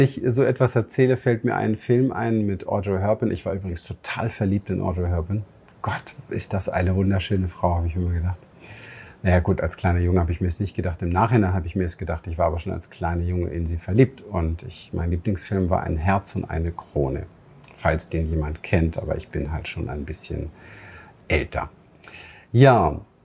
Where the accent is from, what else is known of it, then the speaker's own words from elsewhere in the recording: Berlin, Germany; moved away; meine Kindheit im Berliner Hinterhof